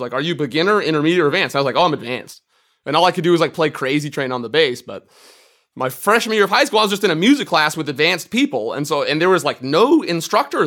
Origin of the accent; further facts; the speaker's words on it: Marin County, California, United States; from Marin County, California. I got into banjo in high school